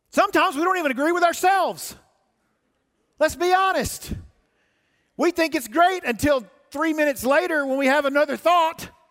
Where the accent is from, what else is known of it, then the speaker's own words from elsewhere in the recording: the South, United States; moved away; I grew up in the South